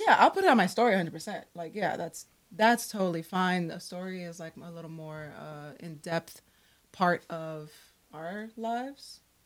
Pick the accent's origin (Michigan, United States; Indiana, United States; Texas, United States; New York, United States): New York, United States; New York City; also born or lived in Miami, Florida; I was born in Brooklyn, raised between Brooklyn, New York, and Miami, Florida